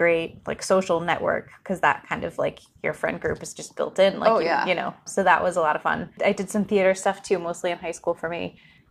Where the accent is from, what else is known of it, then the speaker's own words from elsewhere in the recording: New England, United States; We're sisters, obviously. We grew up in New England.